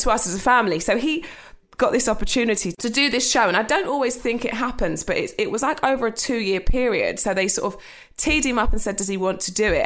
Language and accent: English; Essex, East of England, United Kingdom; I grew up in Essex with my mum.